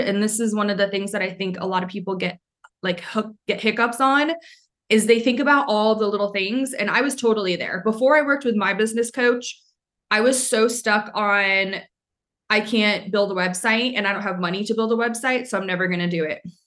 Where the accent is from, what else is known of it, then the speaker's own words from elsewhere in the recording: Maine, United States; moved away; I'm from Maine, so a lot of people wouldn't get the jokes.